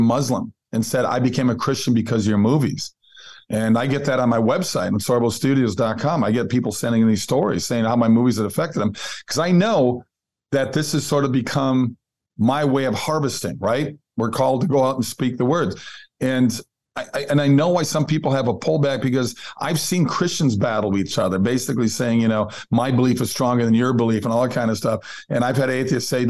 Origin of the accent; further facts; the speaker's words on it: Minnesota, United States; I grew up in Minnesota. I'm Norwegian, typical Lutheran family.